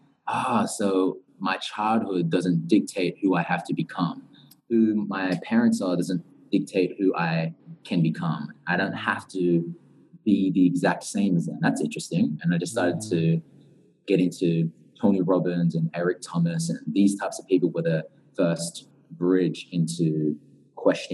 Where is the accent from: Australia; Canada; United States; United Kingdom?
Australia; Newcastle, New South Wales; moved away as an adult; also born or lived in Central Coast, Australia; now in Bali, Indonesia; I grew up in Australia, very close to Sydney, in a place called Newcastle at first, about 2 hours away from Sydney. Mm. And then I started to go to high school on the Central Coast, which is about an hour from Sydney.